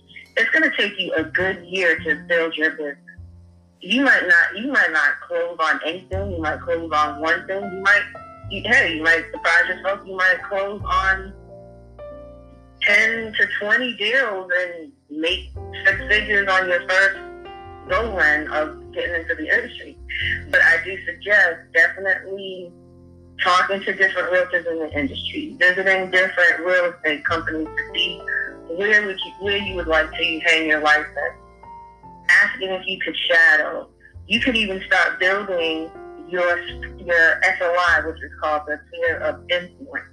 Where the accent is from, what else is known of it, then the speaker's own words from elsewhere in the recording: Boston, Massachusetts, United States; moved away as an adult; now in North Carolina, United States; I'm originally from Boston, Massachusetts, born and raised, and I moved out to North Carolina in 2001